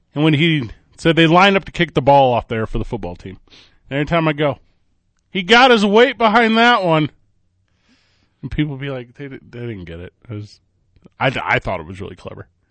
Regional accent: Midwest, United States; Me and Mike Vitale, both born and raised in the Midwest

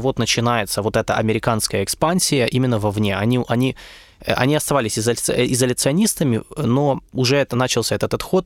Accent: Ukraine; в Украине

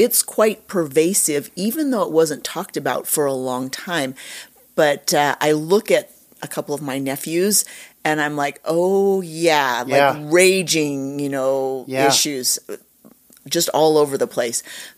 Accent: Utah, United States; born there; I was born in Utah and moved all over. I went to a different school every year of my life.

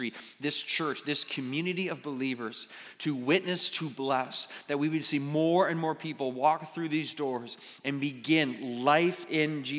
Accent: Mississauga, Ontario, Canada; I was born and raised in Mississauga

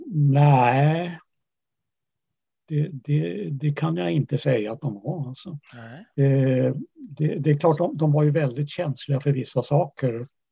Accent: Uppsala, Uppsala County, Sweden; also born or lived in Kattakurgan, Uzbekistan; jag växte upp i Uppsala.

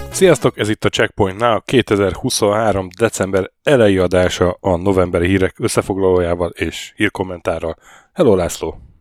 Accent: Hungary; moved away; jöttem haza egy hétre

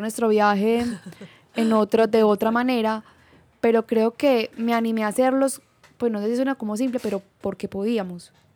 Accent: Colombia; moved away as an adult; en Bucaramanga o en Colombia, nuestro país de origen

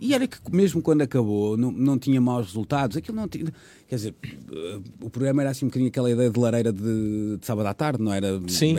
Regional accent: Porto, Norte, Portugal; moved away as an adult; also born or lived in Lisbon; Eu sou do Porto, trabalhava no Porto

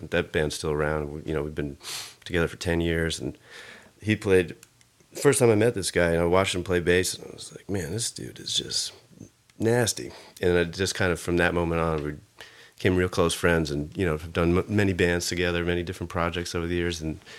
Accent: Long Island, New York, United States; now in New York City, United States; Long Island. Long Island. So, you know, grew up there. I moved to the city in 2000.

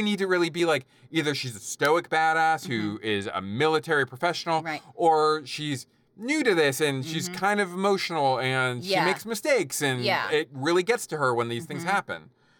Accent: United Kingdom; As a Brit, I should have been doing an accent, damn it.

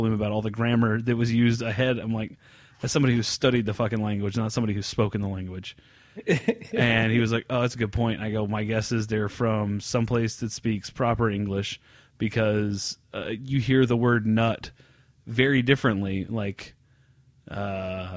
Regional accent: United States; us Americans

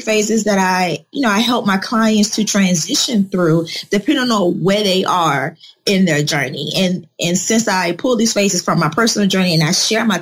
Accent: Chicago, Illinois, United States; moved away as an adult; also born or lived in Atlanta, Georgia; I'm originally born and raised in Chicago

